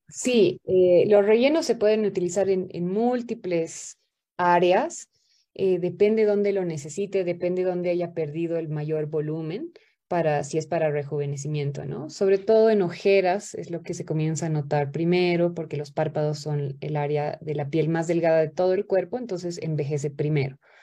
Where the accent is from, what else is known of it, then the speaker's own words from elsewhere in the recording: Paraguay; soy de Paraguay